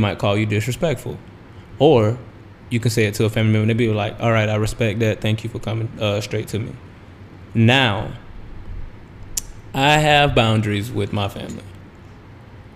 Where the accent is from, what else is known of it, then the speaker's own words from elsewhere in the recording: the South, United States; growing up in the South